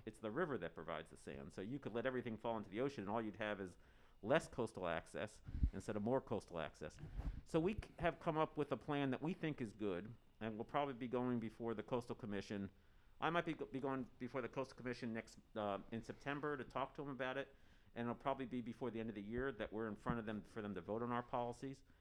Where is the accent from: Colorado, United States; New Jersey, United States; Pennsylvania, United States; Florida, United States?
Pennsylvania, United States; Harrisburg; now in Santa Cruz, United States; I grew up in Harrisburg, Pennsylvania